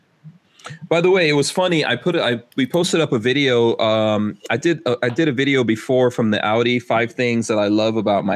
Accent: New York, United States; moved away; when I was growing up in New York

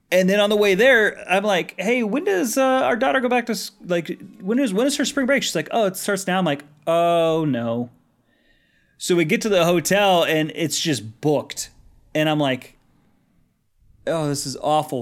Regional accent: Colorado, United States; growing up in Colorado, landlocked

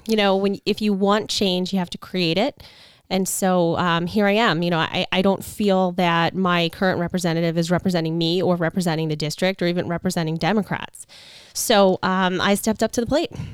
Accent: Long Island, New York, United States; I was born and raised in Long Island. I live here now with my family

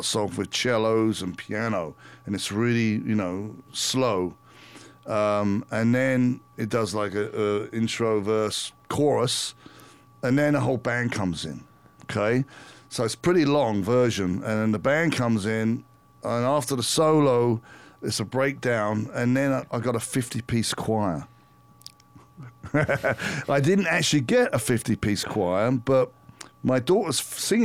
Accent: London, United Kingdom; moved away; And we're both English. We grew up in London, more England, around the same period, you know, the 70s and 80s.

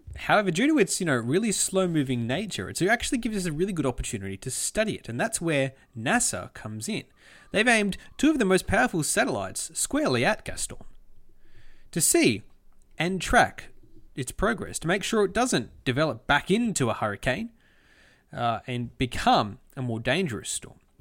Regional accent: Australia; As an Australian

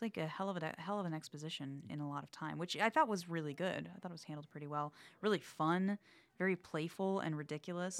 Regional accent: the South, United States; I'm from the South

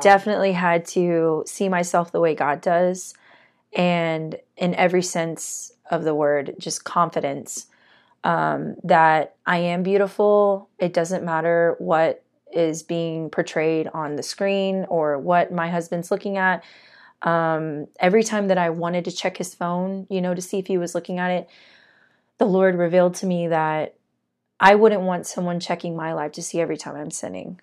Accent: Corpus Christi, Texas, United States; also born or lived in Arlington, Texas; I originally grew up in Corpus Christi. I was born in Arlington, Texas, but moved to Corpus

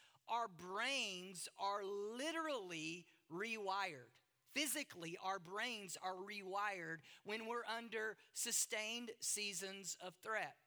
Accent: the South, United States; moved away; I grew up in the South, in the United States, hunting was a part of our culture

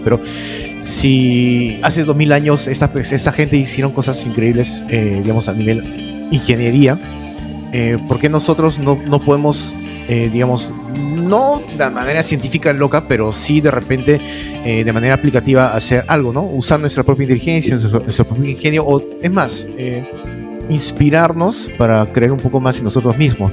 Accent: Peru; also born or lived in Lima; Dos cosas que somos conocidos del Perú en el extranjero

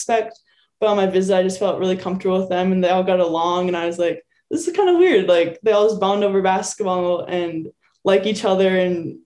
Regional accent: Medina, Minnesota, United States; moved away; also born or lived in Wayzata, Minnesota; everyone here knows me from being from Medina, Minnesota. But if you're from Minnesota, I don't say I'm from Medina because no one knows where that is. I say I'm from Wayzata because that's where I went to high school.

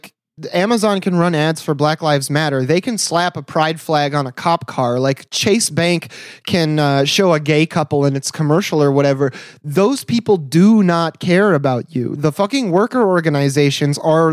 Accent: Michigan, United States; growing up in Michigan as a kid

